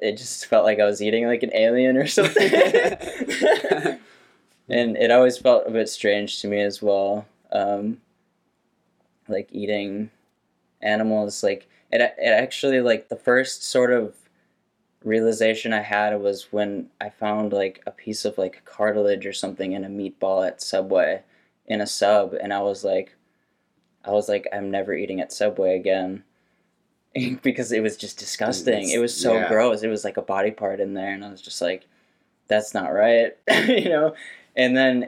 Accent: St. Paul, Minnesota, United States; I grew up in St. Paul, Minnesota

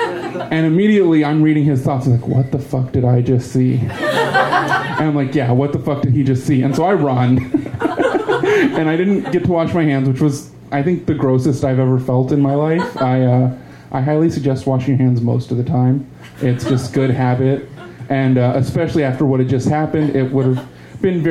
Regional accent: Texas, United States; growing up in Texas, been going to HEB 30 years more.

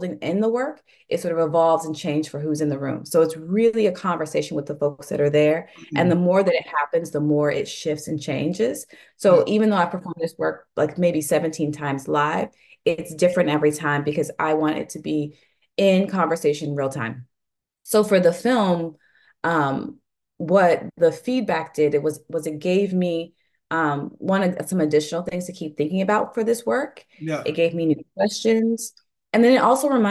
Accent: the South, United States; also born or lived in New York; now in New Orleans, United States; I'm originally from the South, and so for me, New Orleans was a beautiful blend of like Southern roots

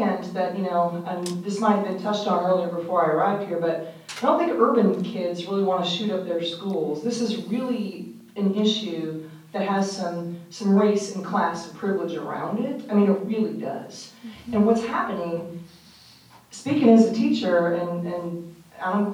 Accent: Omaha, Nebraska, United States; moved away; I'm from Omaha originally

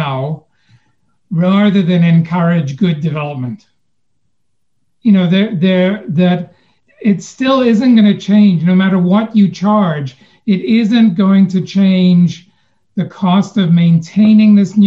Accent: Winnipeg, Manitoba, Canada; moved away as an adult; now in Winnipeg, Canada; I grew up in Winnipeg

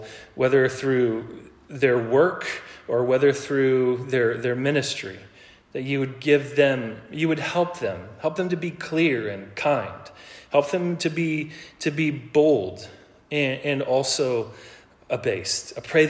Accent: Ellensburg, Washington, United States; born there; also born or lived in Colorado / Oregon; So I was born in Ellensburg, Washington, and while my dad was playing football for Central.

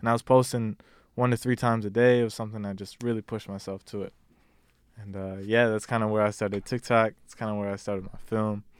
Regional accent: Detroit, Michigan, United States; now in Richmond, United States; I'm originally from Detroit, Michigan. I live in Virginia now, uh, Richmond

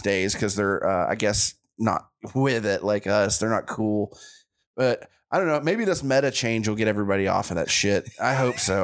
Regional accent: Chattanooga, Tennessee, United States; born or raised there

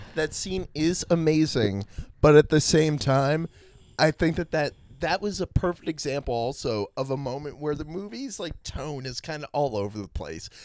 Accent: Washington, District of Columbia, United States; my hometown D C.

